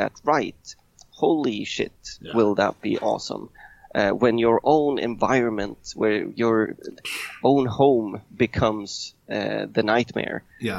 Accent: Sweden; English is a second language; now in Rome, Italy; I came from Sweden. I moved down to Italy. And I landed eventually in Rome.

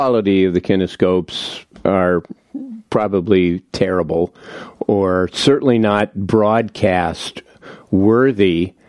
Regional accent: Los Angeles, California, United States; I grew up in L.A.

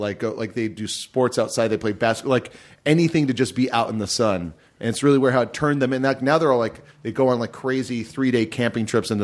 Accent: Hawaii, United States; moved away; I grew up with in Hawaii, which is, you know, outdoor year-round.

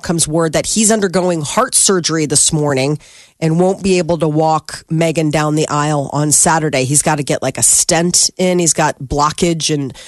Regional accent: Ireland; Because what? Because I'm Irish?

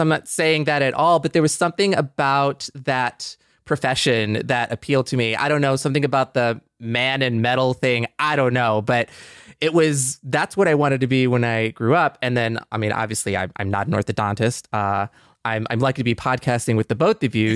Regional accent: Michigan, United States; moved away; I was just kind of like in Michigan

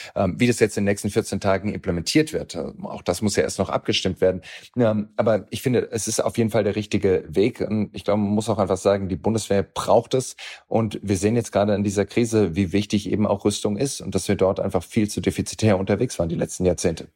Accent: Germany; bei uns in Deutschland

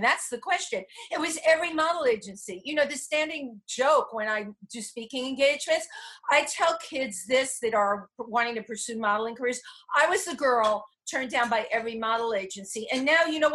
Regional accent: New York City, New York, United States; I grew up in the Bronx

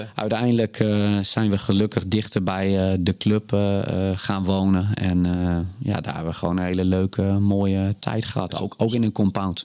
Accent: Groningen, Netherlands; GC Groningen. Ja, die Mijn oude club waar ik opgegroeid ben als de jeugdvoetballer

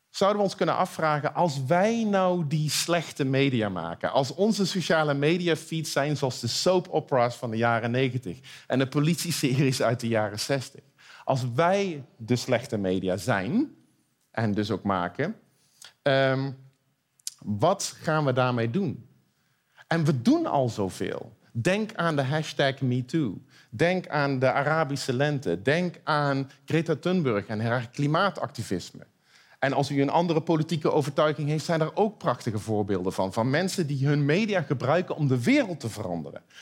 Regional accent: Eindhoven, North Brabant, Netherlands; Nou, ik kom uit Eindhoven, dus ik ben een optimist.

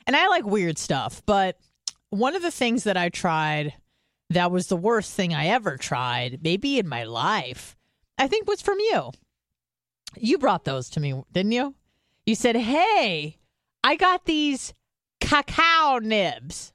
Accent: California, United States; moved away; I'm from California.

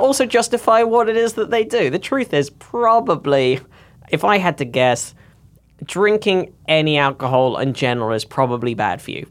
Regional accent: United Kingdom; I grew up in the Britain where the Daily Mail is one

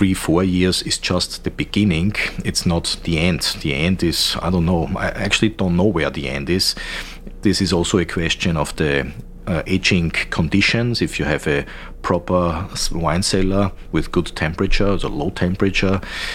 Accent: the other side of the Danube, Vienna, Austria; I'm not from the Nussberg. I'm originally from the other side of the Danube, which was historically always a poor region

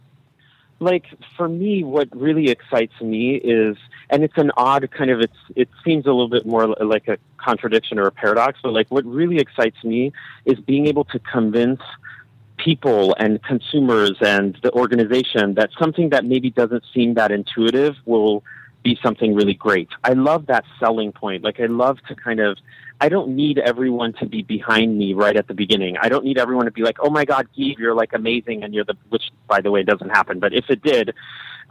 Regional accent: Berkeley, California, United States; I come from Berkeley and I'm like, you know, a Californian, and I just have been raised with this idea

